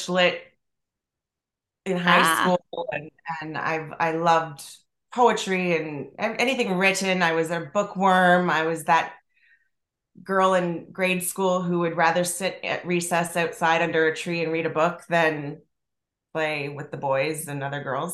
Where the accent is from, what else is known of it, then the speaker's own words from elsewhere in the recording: Toronto, Ontario, Canada; I'm from Toronto